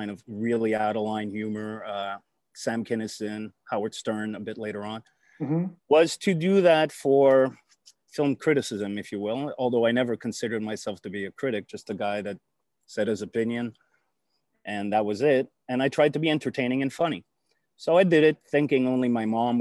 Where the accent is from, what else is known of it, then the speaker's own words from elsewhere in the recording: Canada; I'm a Canadian by birth. I come to the States all the time, back and forth.